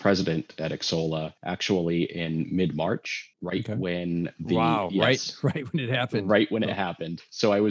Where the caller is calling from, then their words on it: Los Angeles, California, United States; I am calling in from sunny California, Los Angeles, California.